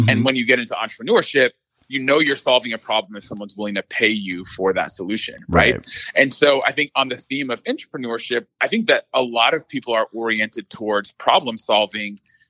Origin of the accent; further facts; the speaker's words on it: Dallas, Texas, United States; So I am originally from the Dallas area. So